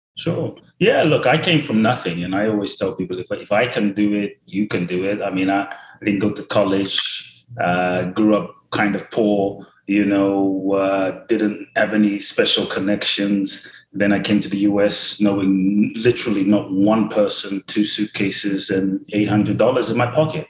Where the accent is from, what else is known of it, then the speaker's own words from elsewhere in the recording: London, United Kingdom; also born or lived in Ghana; now in Los Angeles, United States; I grew up in London